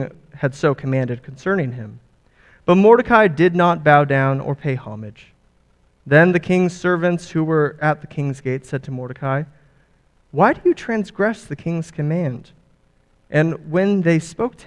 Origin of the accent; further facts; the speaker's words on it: California, United States; I'm from California, born and raised